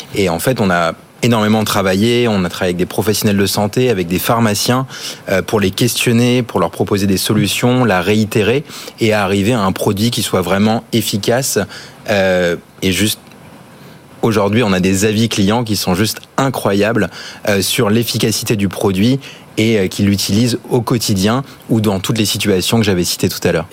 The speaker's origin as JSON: {"language": "French", "country": "Australia", "tie": "born or raised there", "moved": "yes", "lives_now": "France", "said": "j'ai grandi en Australie"}